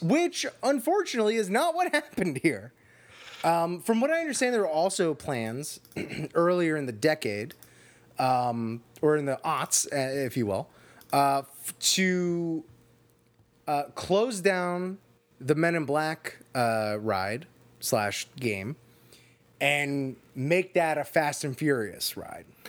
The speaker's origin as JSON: {"language": "English", "region": "Florida", "country": "United States", "tie": "born or raised there", "said": "I grew up in Florida"}